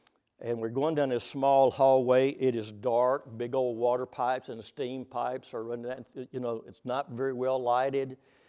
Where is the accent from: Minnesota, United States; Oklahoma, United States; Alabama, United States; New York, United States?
Oklahoma, United States; Oh, by the way, since I'm from Oklahoma, the plains of Oklahoma, I was going to bring you greetings